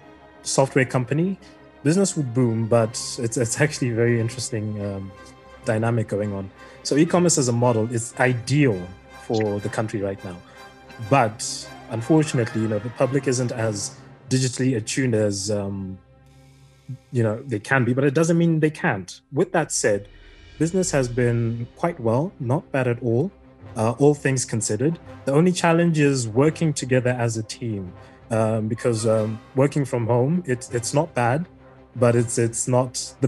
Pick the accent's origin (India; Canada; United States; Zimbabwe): Zimbabwe; I come from Malaya, and I am a part of the marketing, head of the marketing team.